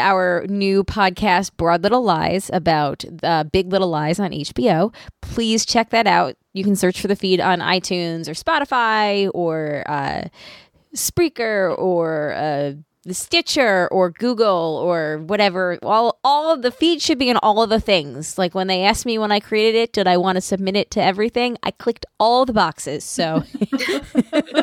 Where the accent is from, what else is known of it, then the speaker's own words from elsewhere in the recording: Long Island, New York, United States; I'm from Long Island.